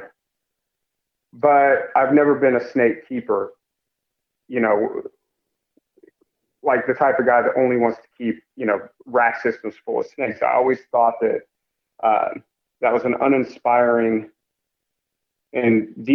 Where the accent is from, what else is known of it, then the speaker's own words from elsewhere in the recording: Kansas City, United States; growing up in Kansas City